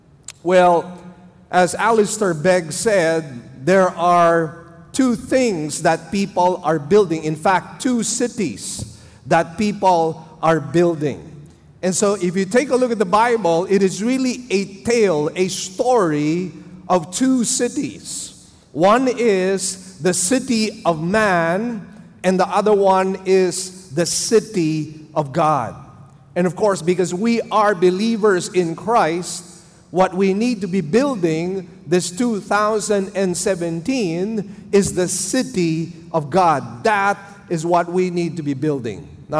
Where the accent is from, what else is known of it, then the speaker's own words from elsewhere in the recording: Manila, Metro Manila, Philippines; English is a second language; my wife and I came here. We came from Manila. We did not really understand the Cebuano dialect. I actually had to learn the language myself for about 2 years.